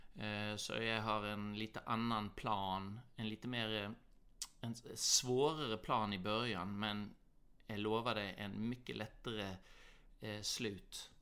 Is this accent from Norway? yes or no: yes; Norway; born or raised there; moved away; also born or lived in Australia / Southern California, United States